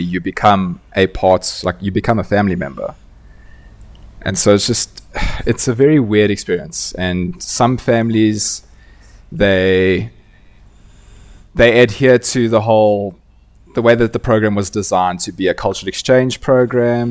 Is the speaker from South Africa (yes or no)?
yes; Johannesburg, Gauteng, South Africa; also born or lived in Austin, Texas; I'm from Johannesburg, South Africa, born and raised